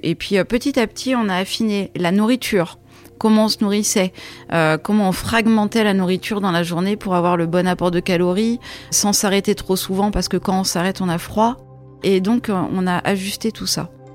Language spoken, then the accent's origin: French; Troyes, Grand Est, France; moved away; also born or lived in Paris; je suis née à Paris et j'ai grandi à Troyes en Champagne